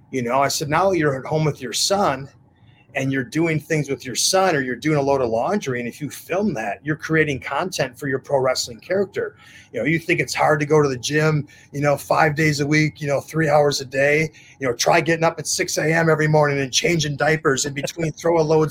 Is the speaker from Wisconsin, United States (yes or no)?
yes; Wisconsin, United States; also born or lived in Mexico; now in Florida, United States; we're both from Wisconsin